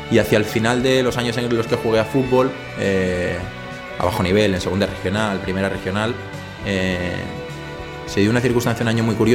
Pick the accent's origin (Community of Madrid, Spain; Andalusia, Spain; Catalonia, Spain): Catalonia, Spain; L'Hospitalet de Llobregat; also born or lived in Barcelona; now in Castelldefels, Spain; me he criado en Hospitalet. Nací en Barcelona, nací en maternidad al lado del Camp Nou, pero toda mi vida la he pasado en Hospitalet hasta que me fui a vivir a, a mi actual ciudad, que es Castelldefels.